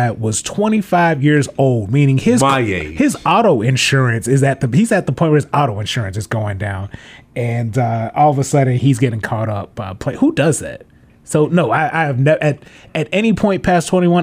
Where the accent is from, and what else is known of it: Memphis, Tennessee, United States; born or raised there